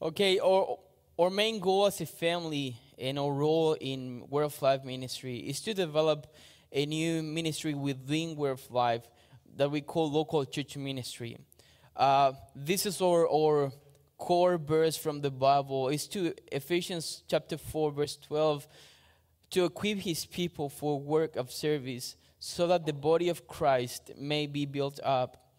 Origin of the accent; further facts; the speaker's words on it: Chile; moved away as an adult; now in Australia; I am from Chile, South America.